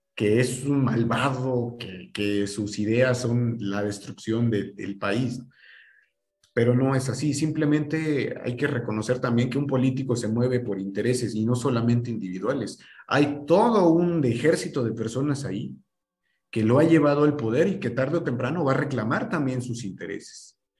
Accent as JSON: {"language": "Spanish", "country": "Mexico", "said": "en nuestra cultura como mexicanos"}